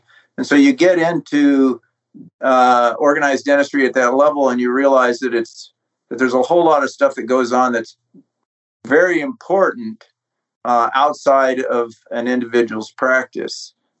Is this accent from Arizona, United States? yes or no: yes; Tucson, Arizona, United States; also born or lived in American West; Well, I grew up in the West, as I followed my father around as he got his advanced degrees and ultimately ended up in Tucson, Arizona